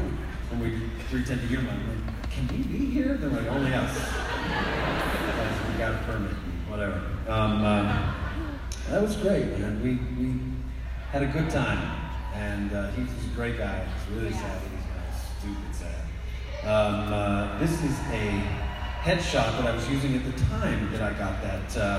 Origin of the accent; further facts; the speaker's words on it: Texas, United States; No, I mean, I'm from Texas. There's rage there.